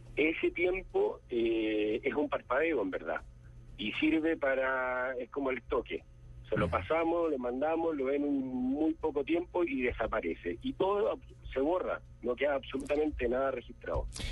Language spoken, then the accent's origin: Spanish; Chile; yo soy de Chile